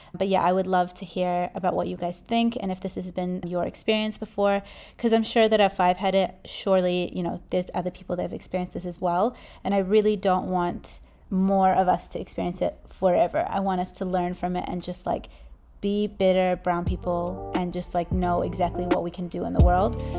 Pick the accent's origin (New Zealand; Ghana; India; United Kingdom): New Zealand; I was born in New Zealand